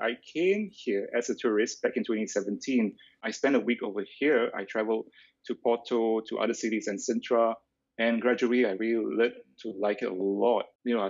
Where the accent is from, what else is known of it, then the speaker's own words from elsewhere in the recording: Singapore; moved away as an adult; also born or lived in Australia / Sydney, Australia / Bali / Bangkok; now in Lisbon, Portugal; I'm part Malay and part Chinese, in case you're wondering. I was born and raised in Singapore, then I moved out of Singapore in 2015. And since then, I've been living in Australia, but also I was based in other places around the world